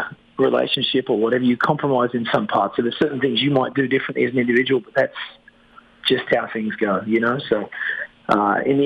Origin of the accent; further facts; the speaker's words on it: Australia; moved away as an adult; now in Quebec, Canada; I'm from Australia. I moved here a couple of years ago